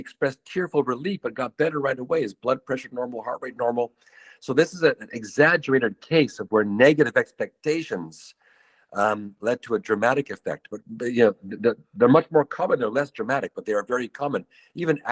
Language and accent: English; Canada; moved away; I'm from Canada